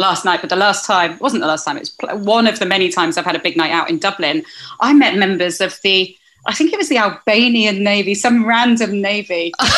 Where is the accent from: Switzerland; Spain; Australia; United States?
Spain; moved away; Where I grew up in Spain, a good proportion of my friends are Irish.